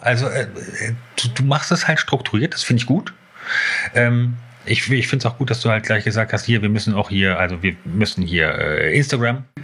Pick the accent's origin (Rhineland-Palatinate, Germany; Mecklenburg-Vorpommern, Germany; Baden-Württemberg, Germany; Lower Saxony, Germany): Lower Saxony, Germany; Hanover; moved away; in Hannover. Und äh, ja, aber schon so da, wo ich, wo ich groß geworden bin